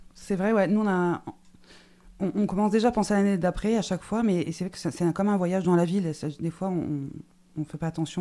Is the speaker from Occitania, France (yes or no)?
yes; Toulouse, Occitania, France; en tant que Toulousain